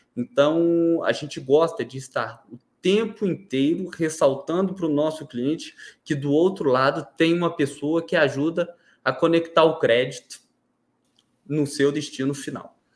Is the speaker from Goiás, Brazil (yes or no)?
yes; Goiânia, Goiás, Brazil; Eu sou goianiense, nascido e criado aqui